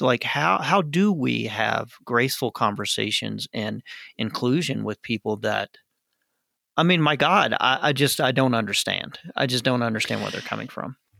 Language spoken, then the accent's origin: English; Arkansas, United States; I grew up in Arkansas